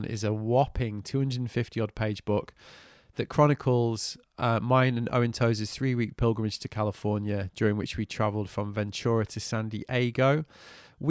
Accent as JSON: {"language": "English", "country": "United Kingdom", "said": "As a Brit"}